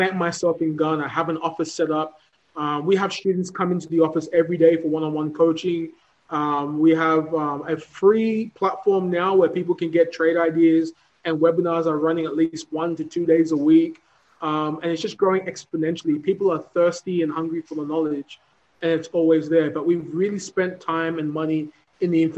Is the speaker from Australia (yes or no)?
yes; Australia; moved away as an adult; now in Africa; born and raised in Australia